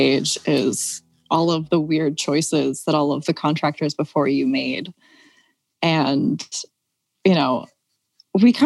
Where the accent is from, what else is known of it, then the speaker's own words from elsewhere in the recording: Philadelphia, Pennsylvania, United States; I grew up in Mount Airy in Northwest Philly